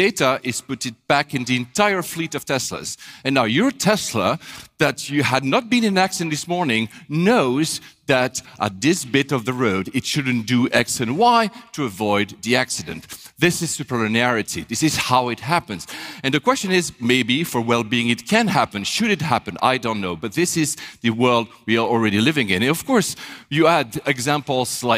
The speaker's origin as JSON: {"language": "English", "country": "Switzerland", "tie": "born or raised there", "also_born_or_lived": "Japan / Manila, Philippines", "moved": "as an adult", "said": "I was born in Switzerland"}